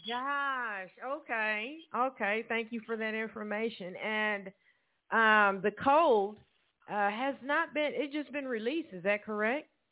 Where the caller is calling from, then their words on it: Evansville, Indiana, United States; we're both calling from Evansville, Indiana